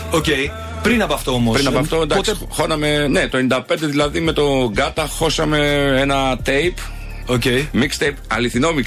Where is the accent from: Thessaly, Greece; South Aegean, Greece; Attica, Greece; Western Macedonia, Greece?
Western Macedonia, Greece; Siatista; born or raised there